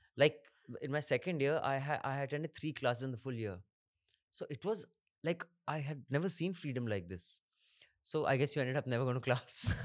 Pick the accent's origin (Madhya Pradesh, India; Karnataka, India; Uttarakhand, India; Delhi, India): Uttarakhand, India; Dehradun; I grew up in Dehradun.